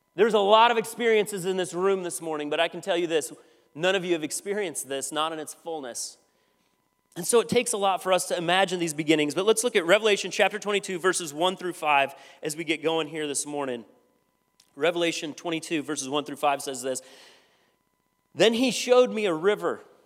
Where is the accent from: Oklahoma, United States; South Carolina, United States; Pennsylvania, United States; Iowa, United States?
Iowa, United States; I'm from Iowa.